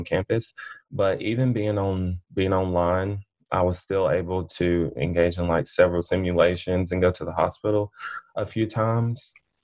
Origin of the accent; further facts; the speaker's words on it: Ashville, Alabama, United States; I'm from Asheville, Alabama